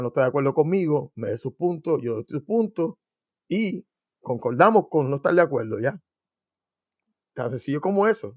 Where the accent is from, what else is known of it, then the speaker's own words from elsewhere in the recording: Puerto Rico; yo soy puertorriqueño